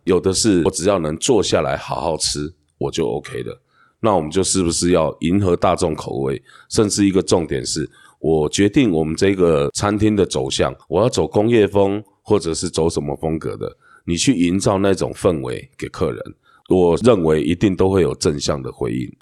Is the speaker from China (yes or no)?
no; Hualien County, Taiwan; 我们花莲人